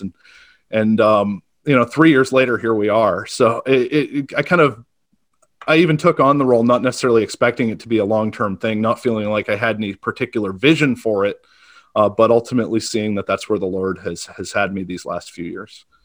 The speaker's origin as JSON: {"language": "English", "town": "Auburn", "region": "Maine", "country": "United States", "tie": "born or raised there", "said": "I, I grew up in Auburn, Maine, uh, small town, a little, maybe forty miles north of, of Portland"}